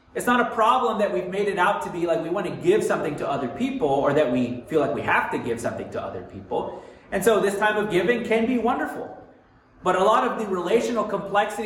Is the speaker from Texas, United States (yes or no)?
yes; Texas, United States; moved away; also born or lived in Montana; I'm originally from the South. And in Texas, we really didn't have winter